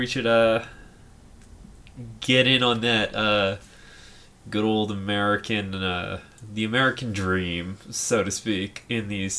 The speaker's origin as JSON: {"language": "English", "country": "Canada", "said": "we're Canadian here."}